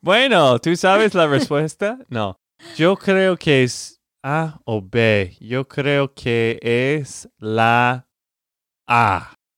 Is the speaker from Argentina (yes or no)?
no; Texas, United States; de Texas, Estados Unidos